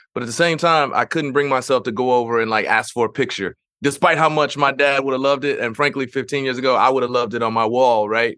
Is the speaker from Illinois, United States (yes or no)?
no; Missouri, United States; in Missouri, my home state